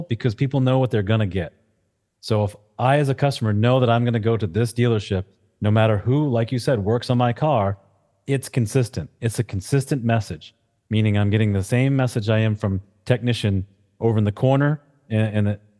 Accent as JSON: {"language": "English", "region": "New England", "country": "United States", "said": "I'm from New England"}